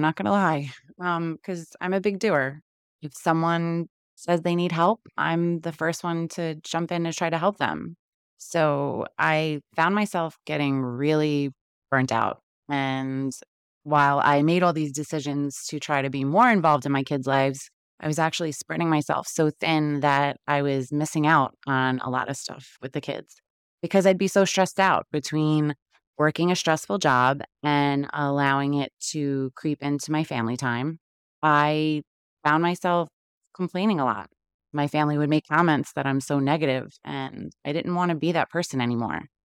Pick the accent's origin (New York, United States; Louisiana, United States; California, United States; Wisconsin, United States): New York, United States; New York City; moved away; I was born and raised in Queens, New York, which I'm sure you could tell a little bit by my accent